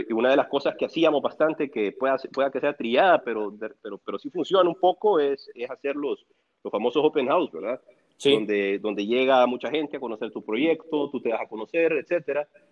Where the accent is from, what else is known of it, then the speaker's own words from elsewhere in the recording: El Salvador; moved away as an adult; now in Honduras; yo soy del Salvador